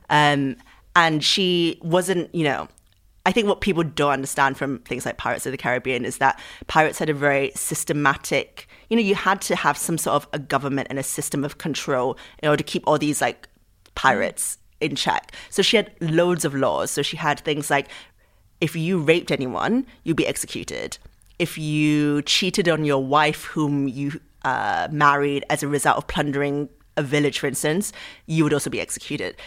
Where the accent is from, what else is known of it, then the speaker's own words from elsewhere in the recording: Singapore; moved away; I grew up in Singapore, what I learned about in the history books was very much about Southeast Asian history